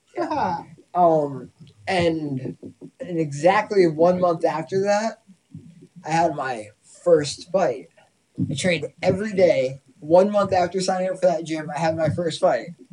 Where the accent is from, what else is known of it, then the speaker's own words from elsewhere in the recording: Massachusetts, United States; moved away; Being from Massachusetts